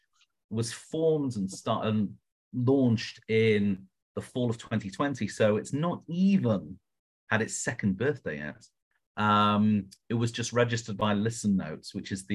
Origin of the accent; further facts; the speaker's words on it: United Kingdom; accent: British; now in Las Vegas, United States; So I am British, as you can probably tell from the accent